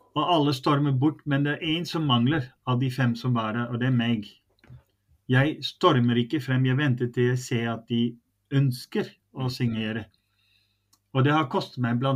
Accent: Netherlands; now in Norway; så er jeg jo nederlandsk. Jeg er født i Nederland. Jeg har bodd her lenger enn jeg har bodd i Nederland

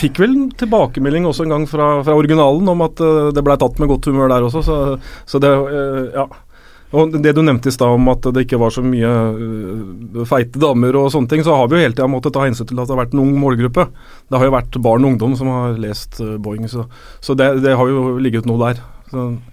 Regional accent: Rælingen, Akershus, Norway; moved away; Vi er jo begge fra Rælingen

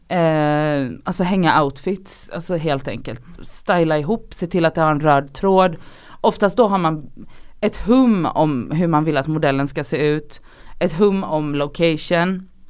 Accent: Gothenburg, Västra Götaland, Sweden; moved away as an adult; also born or lived in Oslo; jag är från Göteborg

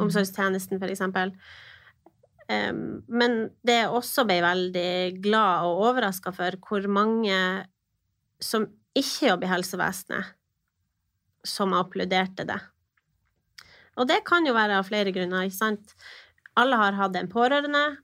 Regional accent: Finnsnes, Troms, Norway; now in Tromsø, Norway; Jeg er født og oppvokst på Finnsnes. Bor nå eh, i Tromsø

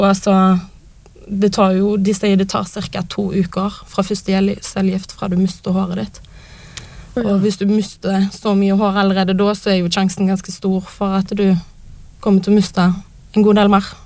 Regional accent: Western Norway, Norway; now in Oslo, Norway; bor jo på Vestlandet, der jeg er fra

